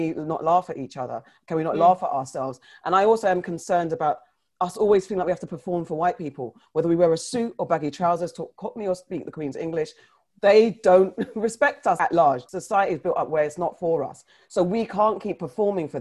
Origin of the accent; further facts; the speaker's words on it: Ghana; as a Ghanaian